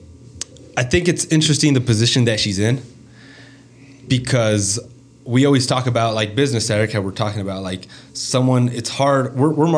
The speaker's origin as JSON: {"language": "English", "area": "ranch between Brush and Akron", "region": "Colorado", "country": "United States", "tie": "born or raised there", "said": "so we grew up on a ranch. So yeah. My dad's ranch is in between Brush and Akron"}